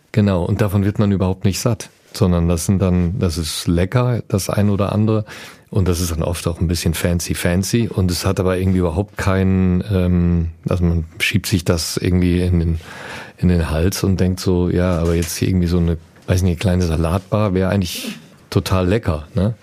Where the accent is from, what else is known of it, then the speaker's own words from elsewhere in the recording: Düsseldorf, North Rhine-Westphalia, Germany; in Düsseldorf, wo ich herkomme